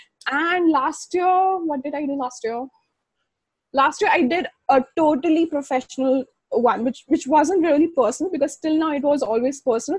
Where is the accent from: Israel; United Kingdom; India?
India; Mumbai, Maharashtra; I'm from Mumbai